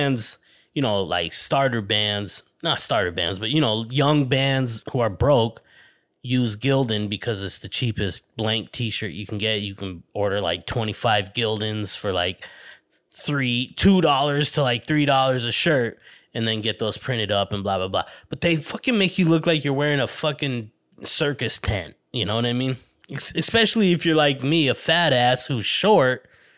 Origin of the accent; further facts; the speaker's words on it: New York City, New York, United States; born there; I was born in Hell's Kitchen, New York City.